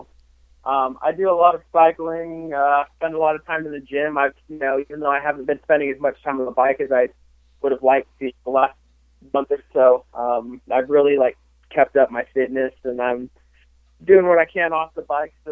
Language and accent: English; Texas, United States; also born or lived in Portland, Oregon; I grew up just outside of Portland, Oregon, actually. So I grew up racing Washougal, you know, a bunch of local tracks in Oregon and Washington and, you know, pretty much around there. And then I moved to Texas when I was about 10 years old